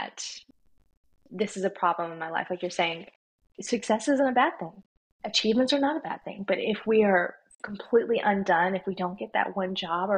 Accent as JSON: {"language": "English", "region": "the Bible Belt", "country": "United States", "tie": "born or raised there", "said": "I was raised in the Bible Belt where we talked about Jesus"}